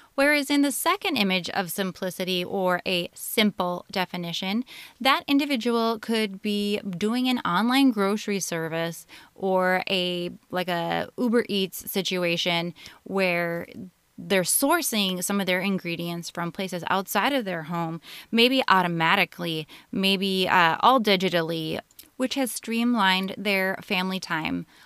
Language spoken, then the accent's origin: English; Minnesota, United States; I'm from Minnesota in the United States